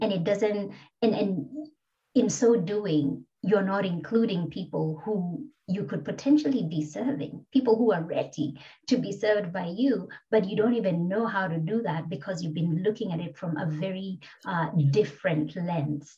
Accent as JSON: {"language": "English", "country": "Kenya", "moved": "yes", "lives_now": "Australia", "said": "I'm a black migrant woman uh, from Kenya originally"}